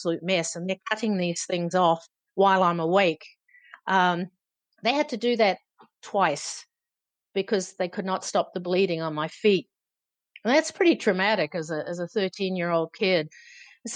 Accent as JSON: {"language": "English", "region": "Auckland", "country": "New Zealand", "tie": "born or raised there", "said": "growing up in New Zealand, you know, the climate where I grew up in Auckland City"}